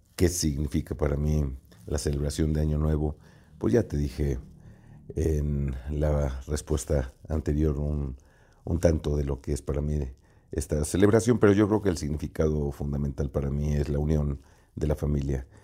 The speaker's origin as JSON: {"language": "Spanish", "region": "Jalisco", "country": "Mexico", "said": "como jalisquillos"}